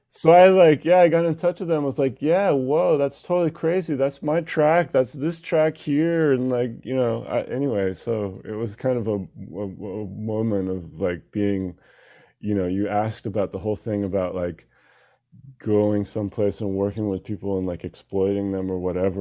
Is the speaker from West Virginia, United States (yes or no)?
no; Seattle, Washington, United States; we're both from Seattle